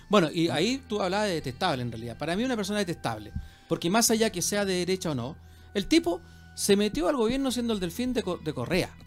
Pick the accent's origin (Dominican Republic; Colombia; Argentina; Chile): Chile; lo que somos los chilenos